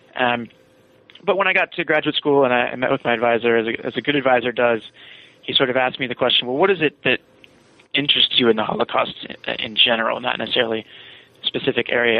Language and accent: English; Virginia, United States; I'm from Virginia.